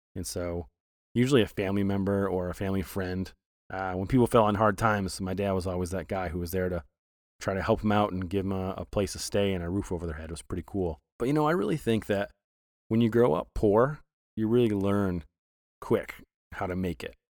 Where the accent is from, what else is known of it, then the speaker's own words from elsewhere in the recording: Flint, Michigan, United States; moved away; I was born in Flint